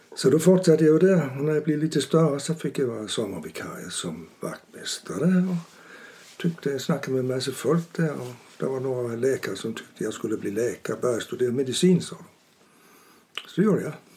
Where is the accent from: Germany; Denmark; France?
Denmark; Vejle, Southern Denmark; Swedish is a second language; moved away as an adult; also born or lived in Aarhus; now in Urshult, Sweden; Jag är född i en liten stad som heter Vejle på Jylland